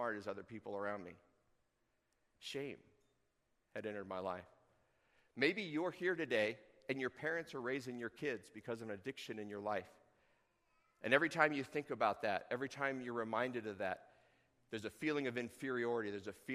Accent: Tucson, Arizona, United States; now in Chugiak, United States; growing up in Tucson, I would speak Spanish, but I didn't

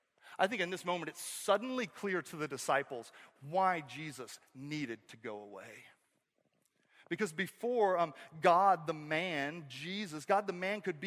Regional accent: the South, United States; And I grew up in the South.

